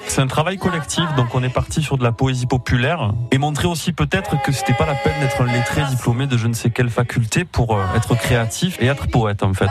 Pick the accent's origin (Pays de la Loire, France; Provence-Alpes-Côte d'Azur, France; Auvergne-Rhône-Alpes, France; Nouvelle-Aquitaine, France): Provence-Alpes-Côte d'Azur, France; Avignon; also born or lived in Beaumes-de-Venise; je suis né à Avignon, j'ai vécu à Baume de Venise, donc dans le comtat vénitien, donc cette montagne, je la, je la côtoie depuis 34 euh, ans bientôt.